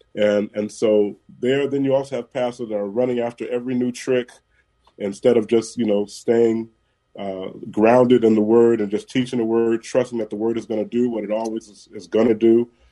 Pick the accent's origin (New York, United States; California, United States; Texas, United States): California, United States; San Francisco; Born and raised in San Francisco